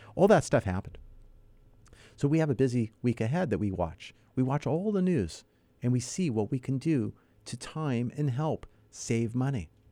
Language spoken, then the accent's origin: English; Los Angeles, California, United States; also born or lived in Northridge; I was a child growing up in North Hollywood, not too far from Silmar